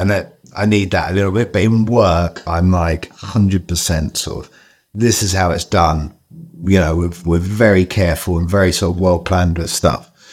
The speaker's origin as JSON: {"language": "English", "region": "London", "country": "United Kingdom", "tie": "born or raised there", "said": "I grew up in Southeast London"}